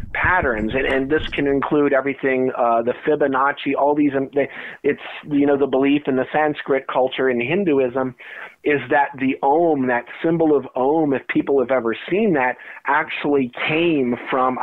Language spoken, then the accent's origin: English; New Jersey, United States; my childhood growing up in New Jersey.